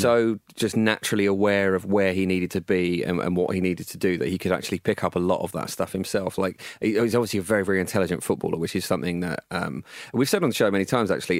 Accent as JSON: {"language": "English", "area": "Essex", "region": "East of England", "country": "United Kingdom", "tie": "born or raised there", "said": "I grew up in Essex"}